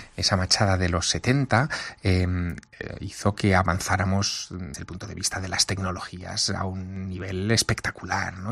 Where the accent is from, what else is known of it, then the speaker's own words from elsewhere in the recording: Teruel, Aragon, Spain; moved away; vivir en una ciudad pequeña. Yo soy de Teruel